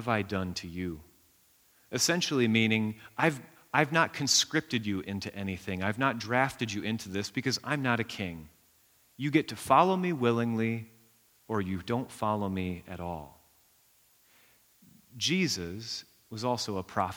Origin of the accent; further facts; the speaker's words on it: United States; we're American